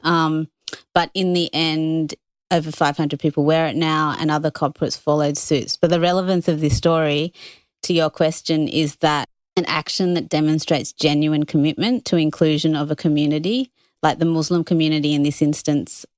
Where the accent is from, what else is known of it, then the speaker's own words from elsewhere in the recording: Australia; also born or lived in United Kingdom; I was born in the U K, came here when I was two. I identify as Australian